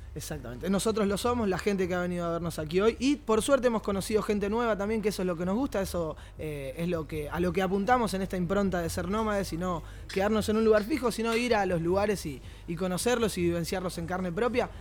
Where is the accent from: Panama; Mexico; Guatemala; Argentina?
Argentina; esa cultura que tenemos nosotros, por lo menos como argentinos